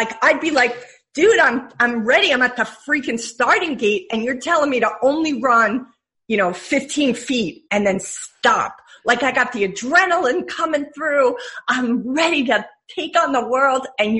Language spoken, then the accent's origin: English; New York, United States; you know, I'm a New Yorker at heart, right?